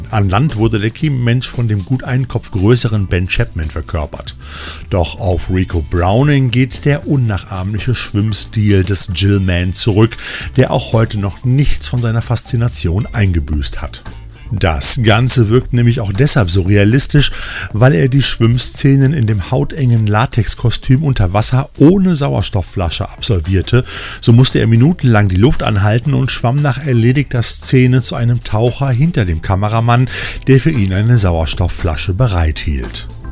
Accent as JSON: {"language": "German", "region": "Rhineland", "country": "Germany", "said": "hier bei uns im Rheinland"}